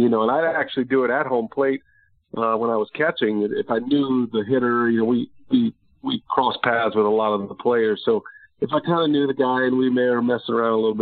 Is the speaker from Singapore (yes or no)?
no; Texas, United States; growing up in Texas like I did